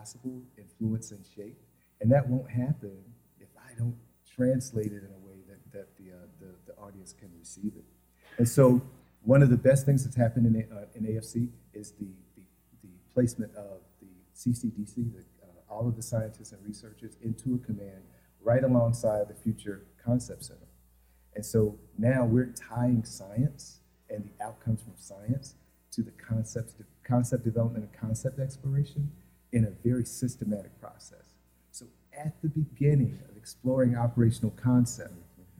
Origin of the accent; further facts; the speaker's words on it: the South, United States; I'm from the South, I'm from a church tradition